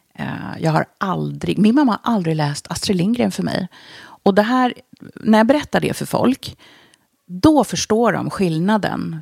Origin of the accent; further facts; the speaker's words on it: Stockholm, Stockholm County, Sweden; also born or lived in Budapest, Hungary; Jag är född i Budapest